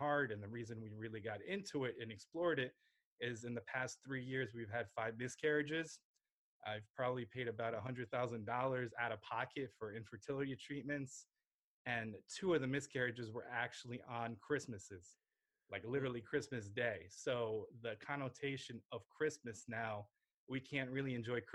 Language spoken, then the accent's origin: English; New Jersey, United States; also born or lived in Lviv, Ukraine; I grew up in New Jersey. I went to school here